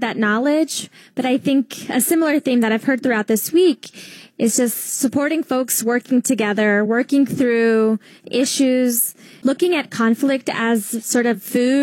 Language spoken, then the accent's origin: English; Gainesville, Georgia, United States; now in Philadelphia, United States; So I am from Gainesville, Georgia, foothills